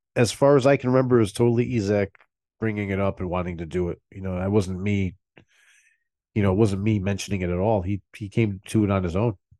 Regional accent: Milford, United States; where the record store is, is right down the street from where I grew up

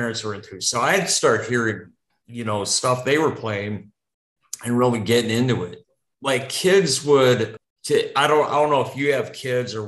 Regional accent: central Wisconsin, United States; also born or lived in Libertyville, Illinois; growing up as a kid in the heart of central Wisconsin in the early 70s

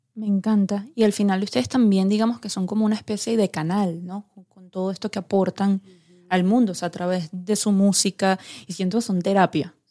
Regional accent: Venezuela; como venezolana

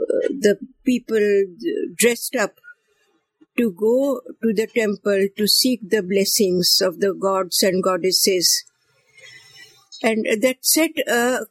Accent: Kolhapur, Maharashtra, India; first language Marathi; English is a second language; also born or lived in Bombay; now in Mumbai, India; I was born in Kolhapur, a princely state in Maharashtra

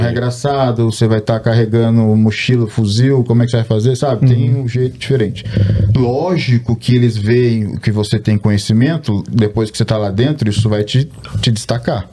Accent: Brazil; moved away as an adult; now in United States; Sou um brasileiro, nasci no Brasil e me mudei para os Estados Unidos há 14 anos

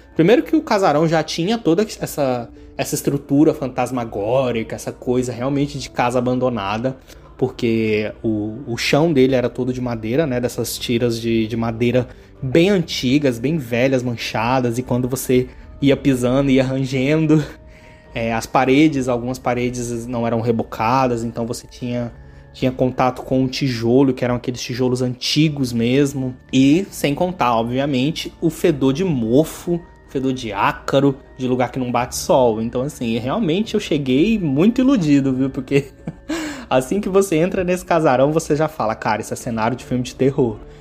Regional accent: Goiânia, Goiás, Brazil; moved away as an adult; now in Rio de Janeiro, Brazil; eu sou natural de Goiânia e atualmente eu moro no Rio de Janeiro.

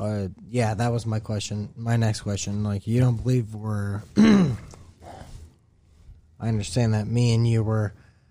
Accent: United States; I'm glad I'm American. I'm glad that my family immigrated from Ireland over here

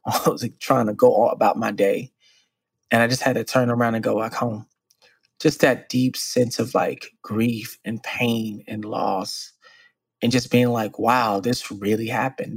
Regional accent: Dallas, Texas, United States; I was born and raised in Dallas, Texas, and similarly raised in the 90s and the 80s

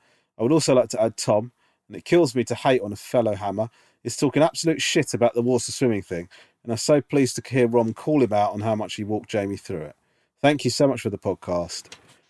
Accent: England, United Kingdom; now in Birmingham, United Kingdom; I'm English, but my wife is Northern Irish. And after meeting while travelling Australia 10 years ago, we ended up moving to Birmingham, as that's where she decided to go to university, and it's where we have since laid down roots.

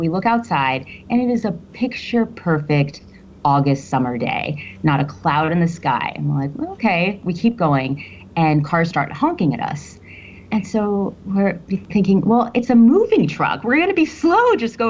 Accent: Miami, Florida, United States; now in Chicago, United States; And I'm originally from Miami, Florida.

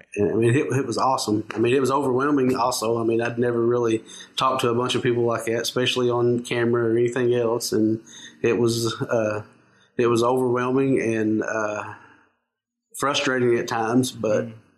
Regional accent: Knott County, eastern Kentucky, United States; I'm from uh, a little uh, town in uh, eastern Kentucky in uh, Knott County

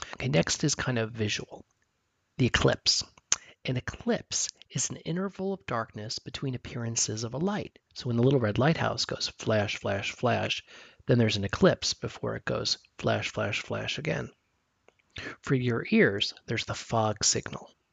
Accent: New Jersey, United States; moved away; I grew up in New Jersey

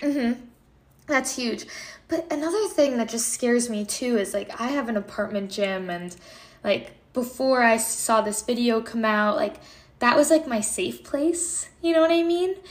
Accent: Connecticut, United States; I'm from Connecticut

